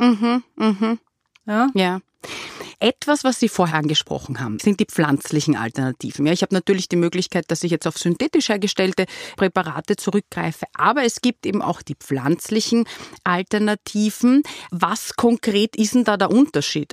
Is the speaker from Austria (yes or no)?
yes; Austria; bei uns in Österreich